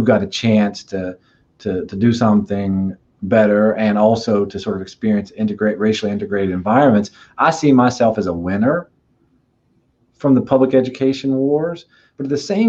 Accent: East Tennessee, United States; I'm from East Tennessee

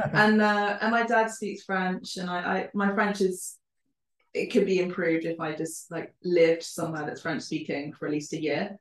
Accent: London, United Kingdom; first language Spanish and Italian; English is a second language; I was born in London and raised in London

